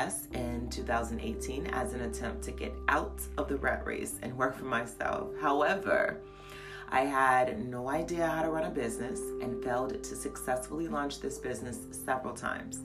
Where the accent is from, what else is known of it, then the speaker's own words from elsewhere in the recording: Merrillville, Indiana, United States; moved away as an adult; also born or lived in Gary, Indiana / New York / Texas; now in Georgia, United States; I grew up in Gary, Indiana and moved to Maryville, Indiana when I was around age 9.